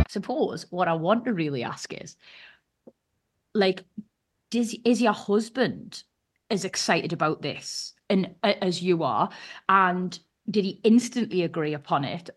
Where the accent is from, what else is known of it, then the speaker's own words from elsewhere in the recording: United Kingdom; as a Brit